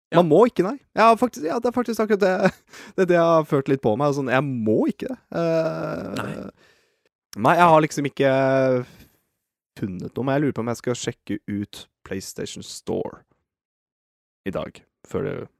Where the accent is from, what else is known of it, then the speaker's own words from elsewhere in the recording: Norway; vi er nordmenn